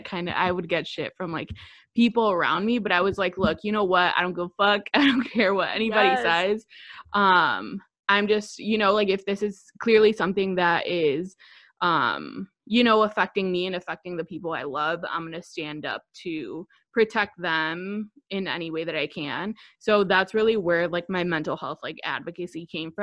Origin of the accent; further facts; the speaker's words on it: Chicago, Illinois, United States; I'm 24 years old. I'm from Chicago.